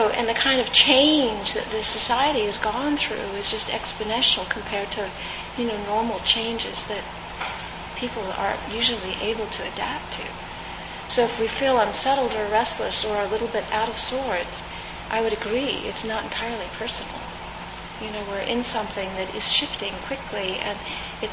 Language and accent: English; California, United States; I grew up in California